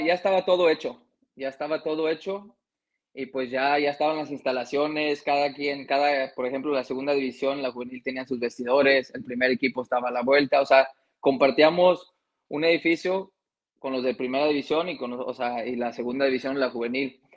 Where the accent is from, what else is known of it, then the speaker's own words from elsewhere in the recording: Longview, Texas, United States; yo nací en, aquí en Texas, en un pueblito que se llama Longview, Texas